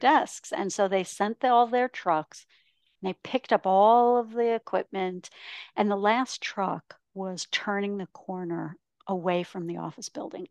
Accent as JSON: {"language": "English", "region": "Ontario", "country": "Canada", "tie": "born or raised there", "also_born_or_lived": "Michigan / Texas / Los Angeles, California", "moved": "as an adult", "lives_now": "Scottsdale, United States", "said": "I grew up in a small town in Ontario, Canada, which is why I live in Scottsdale, Arizona."}